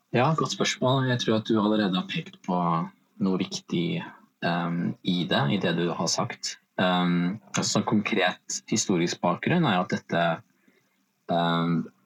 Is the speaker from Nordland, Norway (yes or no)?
no; Vestby, Akershus, Norway; kommer jeg fra og bor i Follo, altså Vestby utenfor eh, Oslo